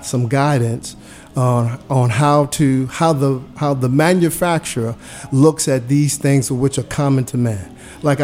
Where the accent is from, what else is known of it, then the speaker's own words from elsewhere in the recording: New York City, New York, United States; moved away as an adult; I grew up in New York City